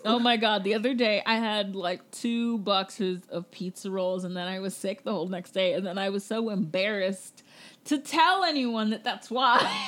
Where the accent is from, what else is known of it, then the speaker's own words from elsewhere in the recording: Jamaica; I'm Jamaican